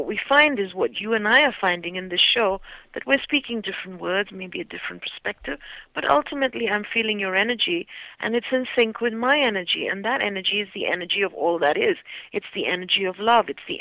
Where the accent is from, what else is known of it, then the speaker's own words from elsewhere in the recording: India; moved away; I'm Indian